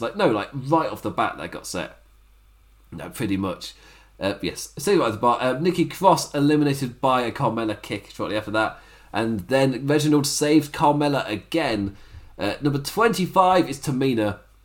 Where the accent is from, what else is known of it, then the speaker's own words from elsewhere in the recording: England, United Kingdom; as an Englishman